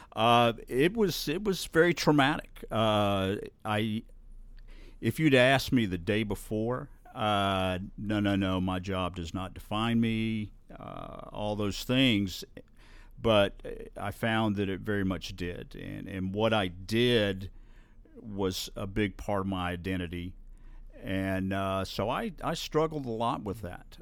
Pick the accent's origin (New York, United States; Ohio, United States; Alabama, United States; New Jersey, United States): Alabama, United States; Bluff Park; I grew up in Bluff Park, just up the hill